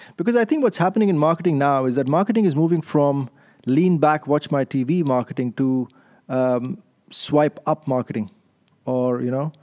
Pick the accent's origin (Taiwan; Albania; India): India; Delhi; moved away as an adult; also born or lived in London; now in Amsterdam, Netherlands; my upbringing is in India. I'm in, I'm, I'm born Indian. I was born in Delhi to Indian parents. And then I did my M B A there